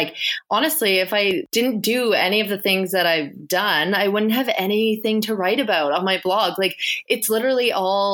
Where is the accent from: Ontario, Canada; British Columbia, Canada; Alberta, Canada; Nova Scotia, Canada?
Nova Scotia, Canada; the Valley; also born or lived in Halifax; I'm from the Valley.